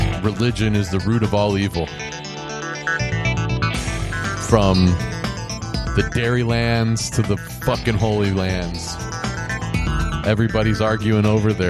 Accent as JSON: {"language": "English", "region": "Ohio", "country": "United States", "tie": "born or raised there", "moved": "yes", "said": "my home state of Ohio"}